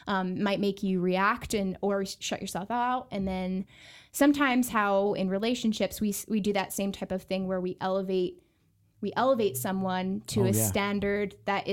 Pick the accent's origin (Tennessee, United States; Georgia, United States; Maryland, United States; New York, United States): New York, United States; Buffalo; moved away as an adult; now in El Paso, United States; I'm from Buffalo, New York, which is right in Western New York on the Great Lakes, very close to Canada